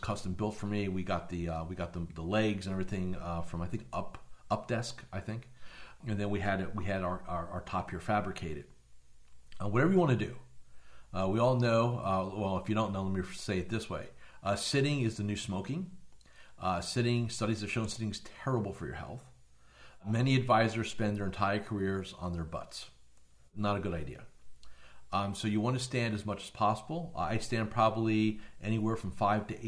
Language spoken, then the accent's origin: English; New Jersey, United States; moved away as an adult; now in Florida, United States; I was born and raised in New Jersey up until 20-some-odd years ago.